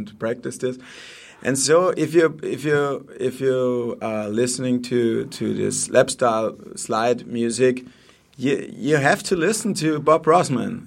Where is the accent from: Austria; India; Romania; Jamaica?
Austria; Vienna; English is a second language; moved away as an adult; now in Steyr, Austria; I'm from Vienna